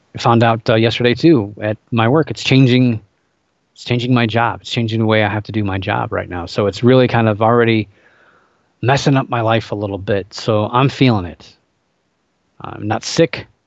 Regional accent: Cleveland, Ohio, United States; my hometown, Cleveland Indians

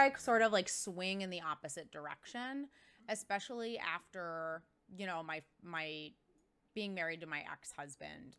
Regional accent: Cobleskill, New York, United States; moved away as an adult; also born or lived in Florida; now in Boston, United States; I grew up in this little tiny town in upstate New York

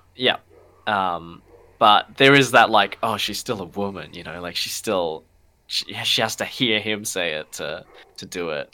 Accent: Darwin, Northern Territory, Australia; moved away; I'm from Darwin originally.

